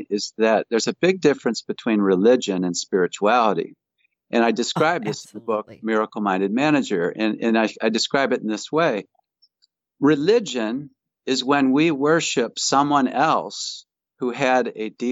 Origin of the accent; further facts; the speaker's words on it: Grand Rapids, Michigan, United States; Grand Rapids is where I was born